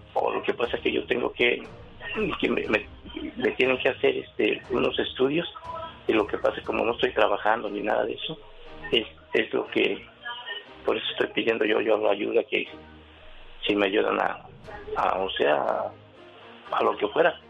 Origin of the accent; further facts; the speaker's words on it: San Juan del Río, Querétaro, Mexico; moved away; De Querétaro, de San Juan del Río Querétaro